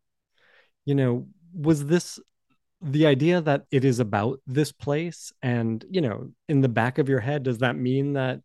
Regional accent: Boston, Massachusetts, United States; moved away; I come from Boston. I was in Boston at the time

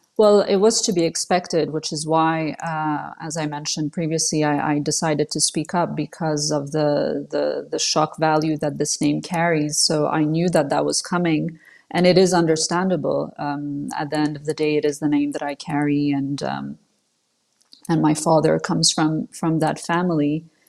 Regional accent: Switzerland; first language French; English is a second language; she wanted to raise us in Switzerland in the West, you know, in a free country as opposed to Saudi Arabia

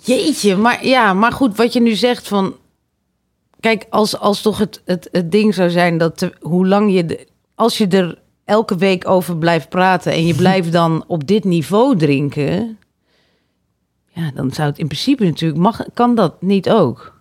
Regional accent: Harderwijk, Gelderland, Netherlands; ik kom uit Harderwijk

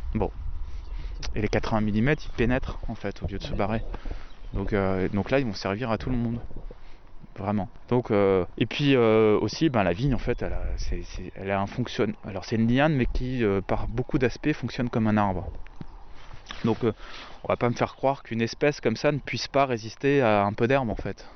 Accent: Lorraine, Grand Est, France; moved away; also born or lived in Rosheim, Alsace; je suis pas originaire du sud de la France, je suis lorrain

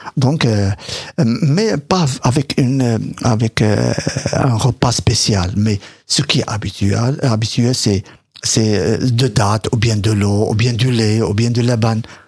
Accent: Morocco; moved away; c'est ce que je vivais moi de mon enfance euh, au Maroc

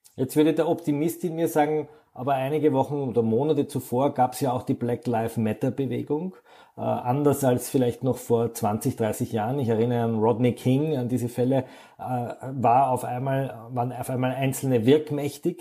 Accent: Austria; Bei uns in Österreich

